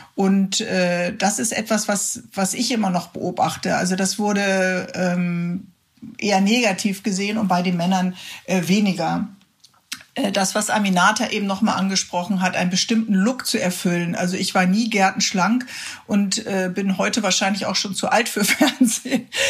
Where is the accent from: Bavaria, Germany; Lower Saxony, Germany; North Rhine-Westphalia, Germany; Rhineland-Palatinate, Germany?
North Rhine-Westphalia, Germany; Cologne; als Kölnerin